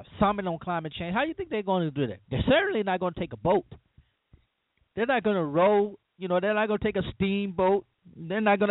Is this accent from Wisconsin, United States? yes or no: no; Louisiana, United States; now in Mississippi, United States; I live in the South. I'm from Louisiana, and I live in Mississippi now